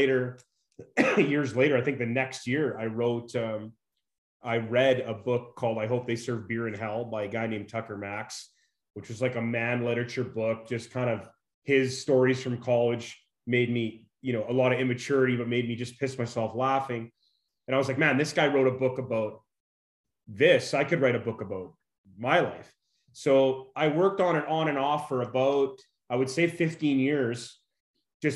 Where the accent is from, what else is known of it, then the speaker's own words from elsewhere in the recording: Fort McMurray, Alberta, Canada; also born or lived in Saskatchewan; now in Las Vegas, United States; I'm originally from Fort McMurray, Alberta.